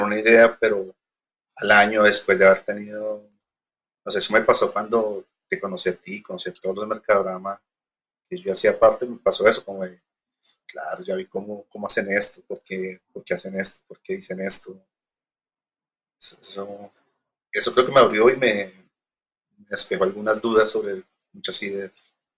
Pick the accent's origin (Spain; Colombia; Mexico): Colombia; Girardot, Cundinamarca; moved away as an adult; also born or lived in Argentina; now in Bogotá, Colombia; yo no soy de Bogotá, soy de Girardot, de una, ciudad pequeña, cerca de Bogotá